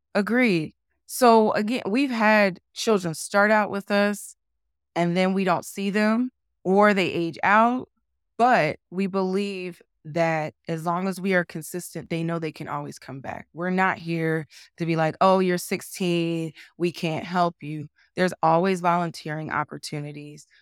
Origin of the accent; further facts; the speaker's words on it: New Jersey, United States; moved away as an adult; now in Utah, United States; I had as a child in New Jersey